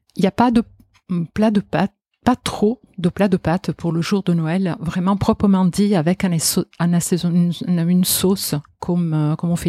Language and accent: French; Genoa, Liguria, Italy; French is a second language; moved away as an adult; also born or lived in Marseille, France; now in Paris, France; en tant qu'Italienne, je pense aussi euh, vraiment de Gênes